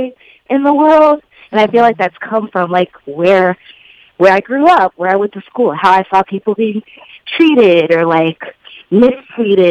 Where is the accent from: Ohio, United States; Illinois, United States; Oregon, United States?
Illinois, United States; Chicago; I'm from the South Suburbs